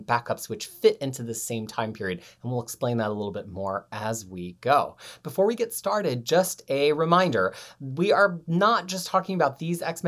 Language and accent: English; United States; now in New Zealand; as an American